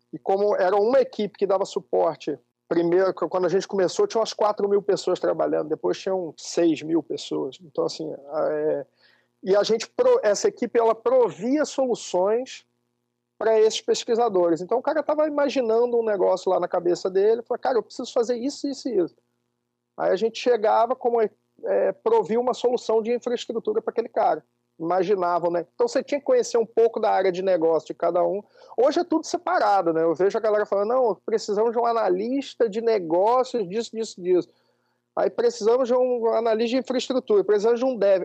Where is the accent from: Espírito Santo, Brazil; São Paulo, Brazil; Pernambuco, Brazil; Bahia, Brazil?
Espírito Santo, Brazil; interior of; also born or lived in Rio de Janeiro; eu nasci no Rio e fui com cinco anos eu vim morar numa cidade do interior do Espírito Santo, uma cidadezinha de 30 mil habitantes e fui criado aqui